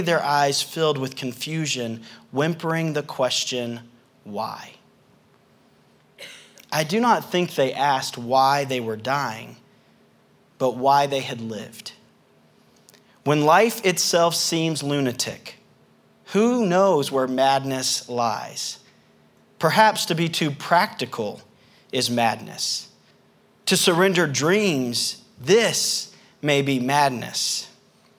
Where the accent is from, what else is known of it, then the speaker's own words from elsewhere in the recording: the South, United States; accent: southern; my southern accent